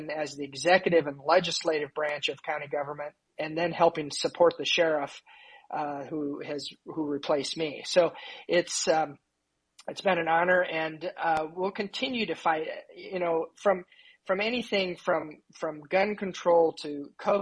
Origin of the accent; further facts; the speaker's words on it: Indiana, United States; also born or lived in Houston, Texas; I moved back to Indiana. I was from Indiana